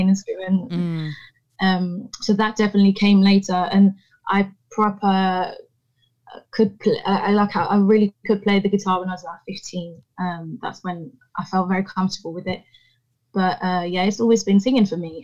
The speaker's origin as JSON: {"language": "English", "town": "Paris", "region": "Île-de-France", "country": "France", "tie": "born or raised there", "also_born_or_lived": "Rouen, Normandy", "said": "Paris is all I've ever known, really. It's my hometown. Um, mm. it's where I, I, I grew up."}